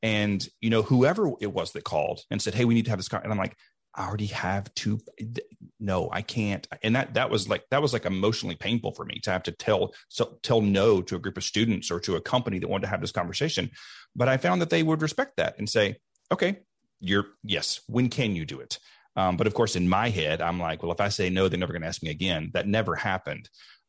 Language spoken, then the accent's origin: English; Deep South, United States; I grew up in the Deep South in a time when it was not okay to be gay.